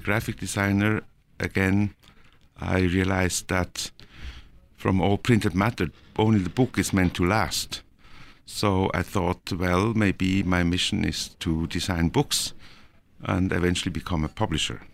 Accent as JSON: {"language": "English", "country": "Norway", "tie": "born or raised there", "also_born_or_lived": "Switzerland", "moved": "yes", "lives_now": "Zurich, Switzerland", "said": "I was born in Norway and I was, uh, raised there"}